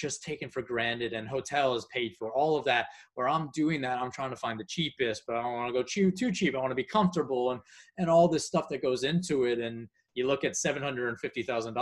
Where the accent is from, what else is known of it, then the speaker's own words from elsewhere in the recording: United States; being an American